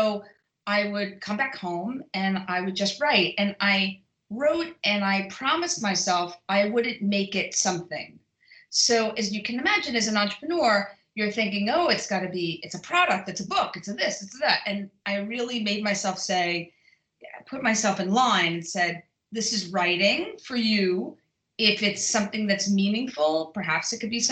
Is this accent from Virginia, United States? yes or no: no; New York City, New York, United States; moved away; I'm originally from Brooklyn